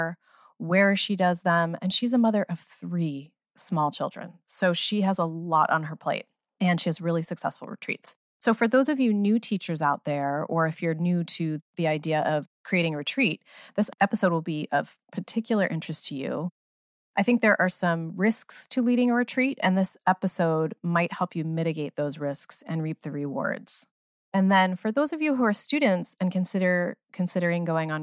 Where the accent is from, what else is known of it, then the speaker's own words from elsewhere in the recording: United States; I grew up near New Jersey